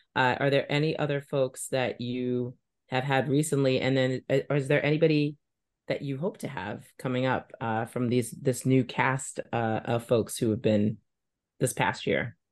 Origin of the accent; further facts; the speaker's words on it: New York, United States; now in Boston, United States; I grew up in New York